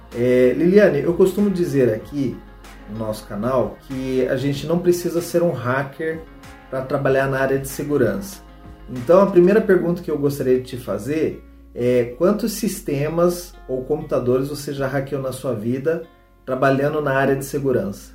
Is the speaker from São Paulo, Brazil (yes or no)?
no; Londrina, Paraná, Brazil; na cidade de Londrina, de onde eu sou, né, é natural.